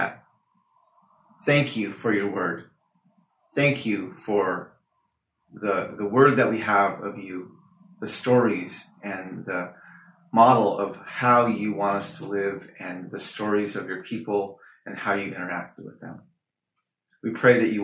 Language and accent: English; Navajo Nation, United States; It's one of the original clans of our Navajo people